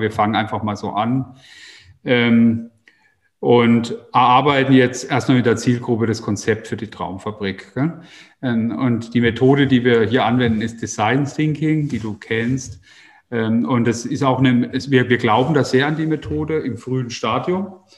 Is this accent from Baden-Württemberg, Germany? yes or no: yes; Baden-Württemberg, Germany; unsere Region in ganz anderes Licht zu rücken. Also ich habe meinen Heimatort als äh, sehr langweilig erlebt